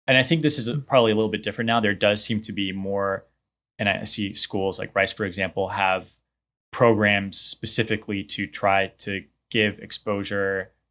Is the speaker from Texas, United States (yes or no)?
yes; Houston, Texas, United States; also born or lived in New Orleans / Atlanta / New Mexico; moved here when I was one. Okay. So we'll pretty much, uh, I guess you could say I'm from Houston.